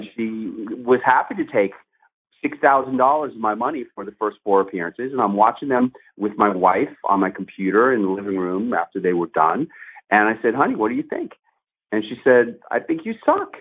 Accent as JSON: {"language": "English", "region": "New York", "country": "United States", "said": "NBC New York. That's my hometown station"}